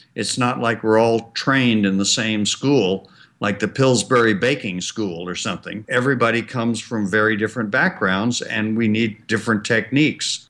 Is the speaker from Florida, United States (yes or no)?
no; Birmingham, Alabama, United States; I understood from growing up in Birmingham